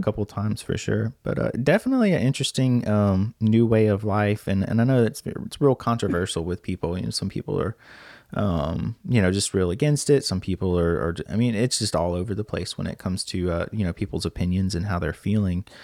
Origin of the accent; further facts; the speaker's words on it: Lake Charles, Louisiana, United States; I'm from Lake Charles, Louisiana